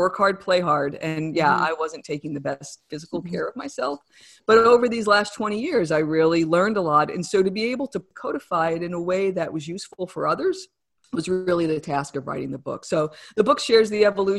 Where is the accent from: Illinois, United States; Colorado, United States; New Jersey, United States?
New Jersey, United States; accent: New Jersey; my New Jersey accent